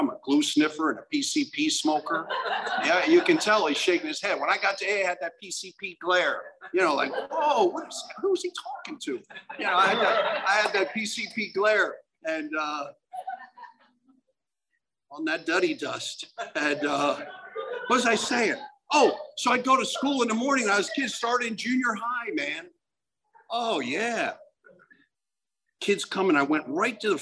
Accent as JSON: {"language": "English", "region": "Pennsylvania", "country": "United States", "said": "I'm from Pennsylvania. I can barely swim."}